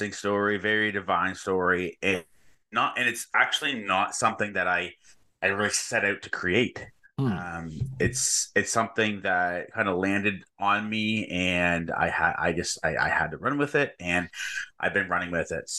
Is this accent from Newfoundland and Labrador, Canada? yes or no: no; New Brunswick, Canada; I live in eastern part of Canada in New Brunswick. And I am a faithful follower of Jesus. I love God. I've been a believer for, I guess, 6 or so years now. Most of my day is taken up by being the director of strategy and business development at a marketing agency here in my hometown.